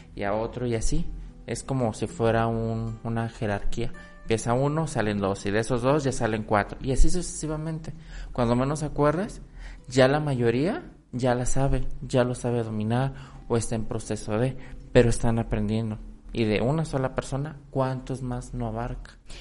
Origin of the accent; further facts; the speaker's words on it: Mexico; yo siendo mexicano no lo conozco del todo